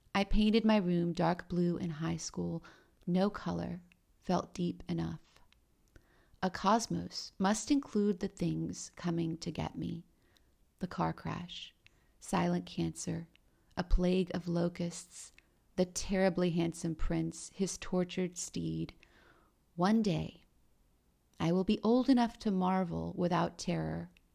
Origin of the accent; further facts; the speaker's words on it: Romania; moved away; I was born in Romania